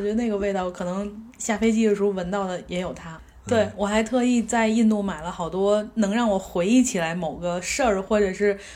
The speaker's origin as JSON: {"language": "Chinese", "region": "Beijing", "country": "China", "said": "我说北京"}